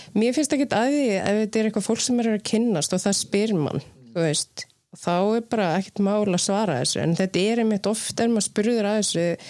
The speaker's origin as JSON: {"language": "Icelandic", "country": "Iceland", "tie": "born or raised there", "also_born_or_lived": "Sweden / Namibia / New York", "moved": "yes", "said": "alast upp á Ísland"}